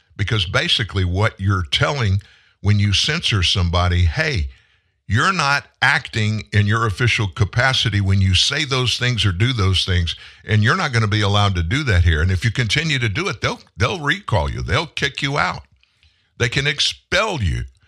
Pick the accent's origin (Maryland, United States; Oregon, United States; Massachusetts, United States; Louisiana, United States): Louisiana, United States; South; also born or lived in South Texas; I grew up in South Louisiana and came to North Louisiana when I was in high school